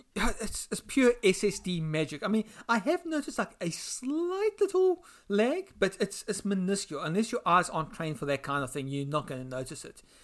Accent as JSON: {"language": "English", "country": "South Africa", "said": "I'm from South Africa."}